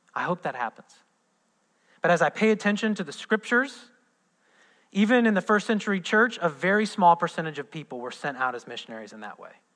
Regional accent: Midwest, United States; moved away; I'm from the Midwest

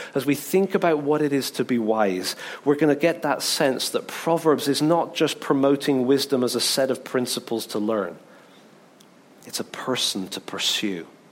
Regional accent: England, United Kingdom; I'm English

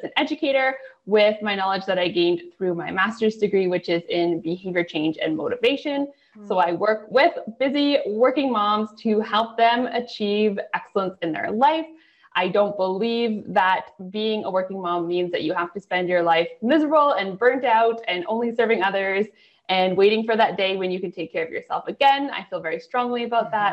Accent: Canada; also born or lived in near Toronto, Ontario; I am a Canadian up in, I live near Toronto in Ontario

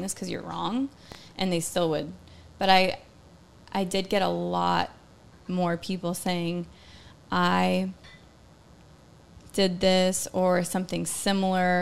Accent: Georgia, United States; growing up in Georgia

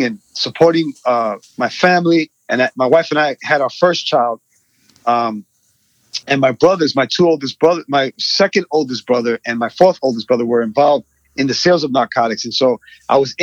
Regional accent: New York City, New York, United States; I was born in Queens, New York, and raised in a community that was predominantly Hispanic

